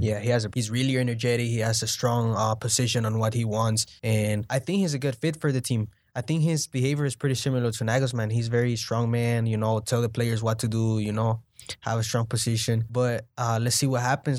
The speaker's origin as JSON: {"language": "English", "country": "El Salvador", "said": "I'm from El Salvador"}